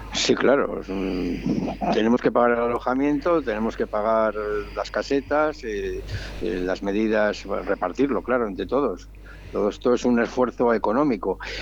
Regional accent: Santander, Cantabria, Spain; moved away; vengo de Santander

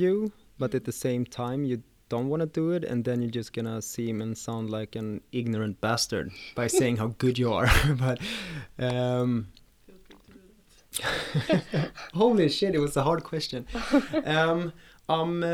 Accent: Stockholm, Stockholm County, Sweden; my first years in life, I was moving around the whole Sweden, but yeah, I'm born and raised in Stockholm

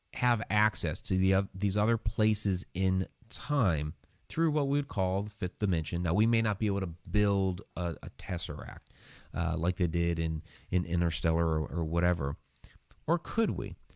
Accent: Massachusetts, United States; when I was a child in Massachusetts

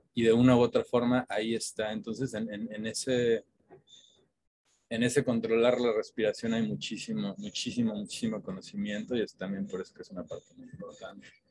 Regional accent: Mexico; como mexicanos

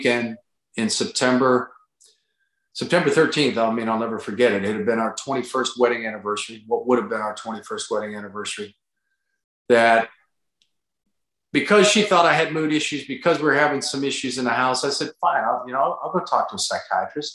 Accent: Pittsburgh, Pennsylvania, United States; now in North Carolina, United States; I'm born and raised in the Pittsburgh area, but we're down in North Carolina

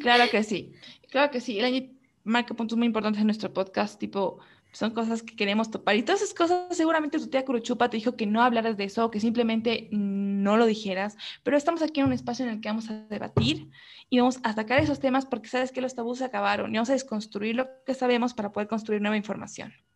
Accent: Ecuador; podemos sentirnos identificados como ecuatorianos

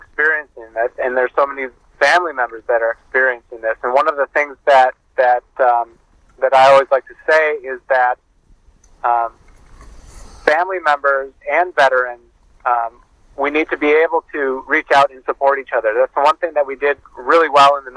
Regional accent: Milwaukee, Wisconsin, United States; my hometown of Milwaukee, Wisconsin

